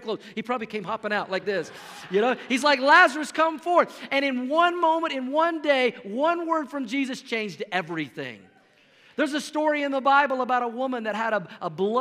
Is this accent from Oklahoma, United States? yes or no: yes; Oklahoma, United States; moved away as an adult; now in Colorado, United States; I grew up in Oklahoma, but we've been living in Colorado now for 15 years